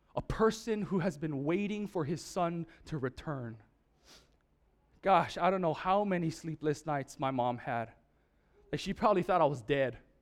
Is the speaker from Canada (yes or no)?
no; Oahu, Hawaii, United States; I'm from Oahu